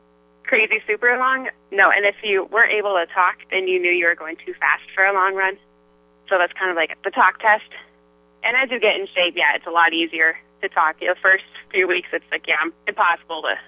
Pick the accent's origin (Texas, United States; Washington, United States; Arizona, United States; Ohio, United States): Washington, United States; moved away as an adult; nationals was in Washington State, so back to my home state